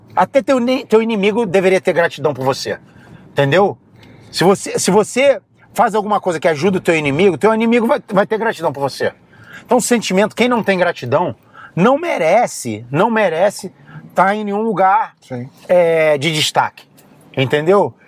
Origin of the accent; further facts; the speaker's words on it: Rio de Janeiro, Brazil; also born or lived in Philadelphia, United States; now in Las Vegas, United States; Eu saí do Rio de Janeiro para fugir da favela